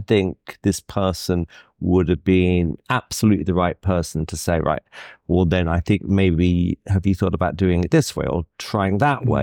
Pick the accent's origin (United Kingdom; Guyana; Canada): United Kingdom; as a Brit